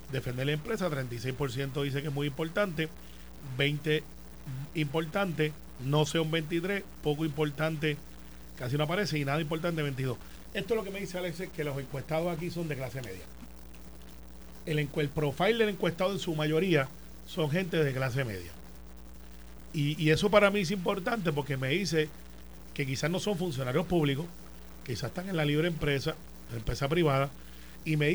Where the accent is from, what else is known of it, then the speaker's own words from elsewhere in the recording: Puerto Rico; soy boricua